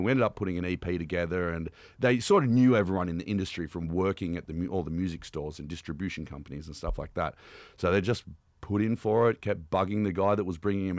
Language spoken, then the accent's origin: English; Canberra, Australian Capital Territory, Australia; Where I grew up in Canberra, weed is decriminalized